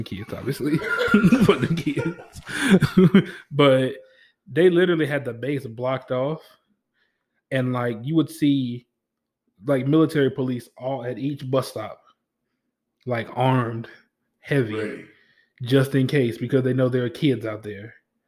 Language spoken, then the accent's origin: English; Louisiana, United States; And I was coming from Louisiana. So coming from Louisiana to Missouri during the wintertime is 2 different things.